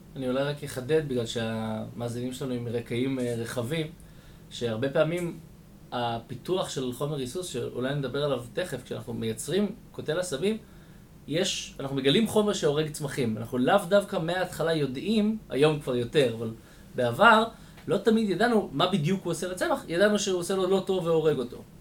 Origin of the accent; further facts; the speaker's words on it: Israel; גדלתי במושב